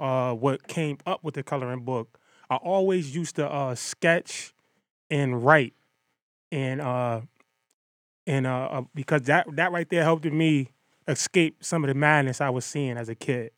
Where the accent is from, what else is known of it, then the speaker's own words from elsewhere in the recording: Bridgeport, Connecticut, United States; I'm from Bridgeport, Connecticut